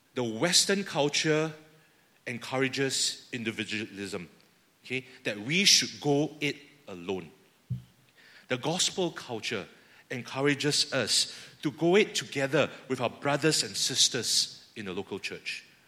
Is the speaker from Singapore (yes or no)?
yes; Singapore; I speak as fellow Singaporean here. Our culture in Singapore